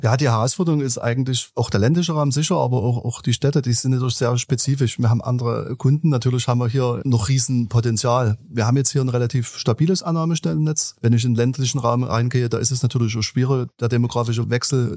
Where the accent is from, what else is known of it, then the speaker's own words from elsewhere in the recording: Dresden, Saxony, Germany; ich bin in Dresden geboren